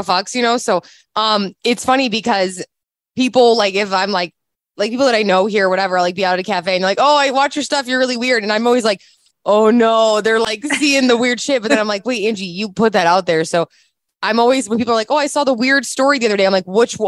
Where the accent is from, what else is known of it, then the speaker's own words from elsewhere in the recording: Chicago, Illinois, United States; I'm from Chicago